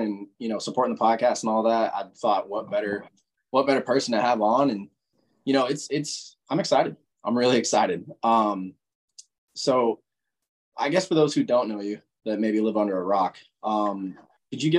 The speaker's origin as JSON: {"language": "English", "region": "Illinois", "country": "United States", "moved": "yes", "said": "I'm originally from Illinois"}